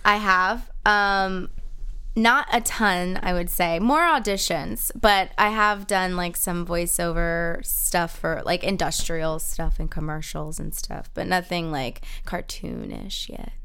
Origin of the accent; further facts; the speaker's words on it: Kissimmee, Florida, United States; moved away; I grew up in Kissimmee, Florida.